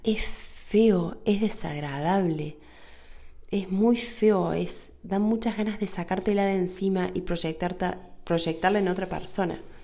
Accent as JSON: {"language": "Spanish", "country": "Argentina", "said": "acá en Argentina, en mi país"}